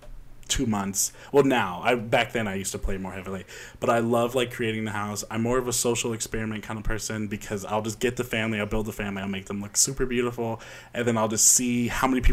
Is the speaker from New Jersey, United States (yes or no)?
no; Indianapolis, Indiana, United States; moved away as an adult; now in Minneapolis, United States; I am from Indianapolis, Indiana